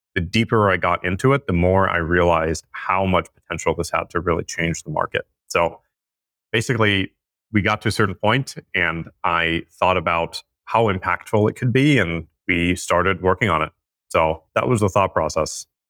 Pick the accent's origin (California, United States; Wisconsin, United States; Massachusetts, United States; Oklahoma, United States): California, United States; the way that I was raised in California